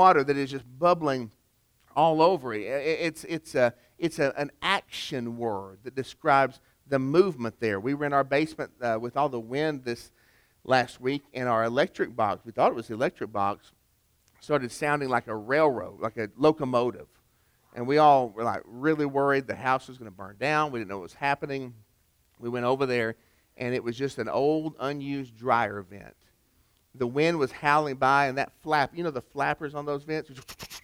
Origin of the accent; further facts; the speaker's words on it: Chattanooga, Tennessee, United States; Rock City Gardens, which is near my hometown of Chattanooga